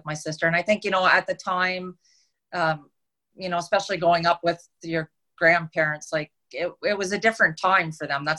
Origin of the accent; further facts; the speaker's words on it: Ontario, Canada; moved away as an adult; now in British Columbia, Canada; I grew up in Ontario. I lived there until I was 30. And then I moved out to British Columbia, and I've been here ever since.